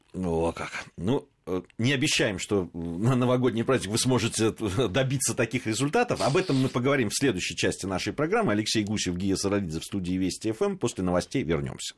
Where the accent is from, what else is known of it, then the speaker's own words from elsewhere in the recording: Moscow, Russia; мы москвичи